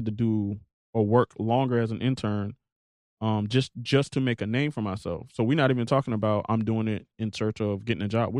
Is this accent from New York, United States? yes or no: no; Hampton, Virginia, United States; moved away; I'm from Hampton. My mother did 20 years in the Navy. My father did 20 years in the Marines.